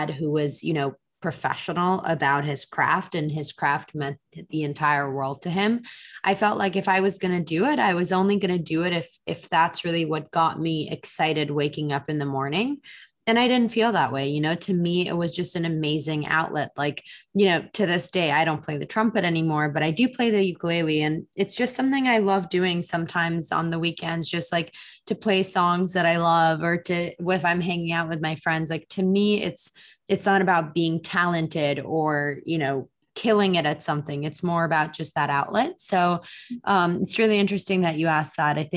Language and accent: English; Israel; English is a second language; also born or lived in Moscow, Russia; I was born in Israel. I'm first generation Israeli. And then between ages one to eight, I lived in Moscow. Um, I speak Russian at home. And then when I was eight, my mom and my brother and I actually moved back to Israel.